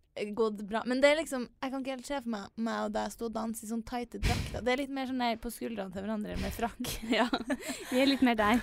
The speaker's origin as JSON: {"language": "Norwegian", "town": "Trondheim", "region": "Trøndelag", "country": "Norway", "said": "jentegjengen eh, hjemme i Trondheim"}